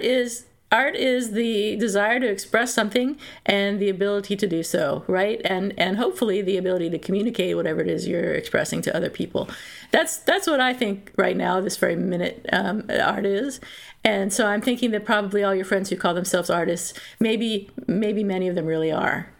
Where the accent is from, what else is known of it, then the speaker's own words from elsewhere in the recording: Philadelphia, Pennsylvania, United States; moved away; also born or lived in North Carolina; I was born in Philadelphia